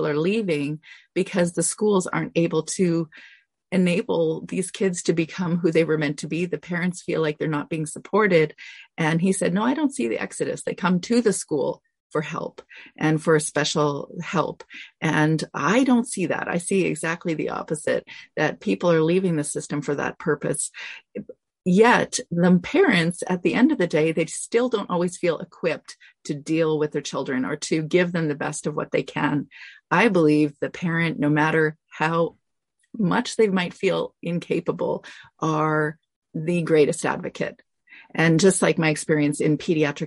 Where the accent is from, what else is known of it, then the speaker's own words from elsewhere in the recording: Canada; I'm Canadian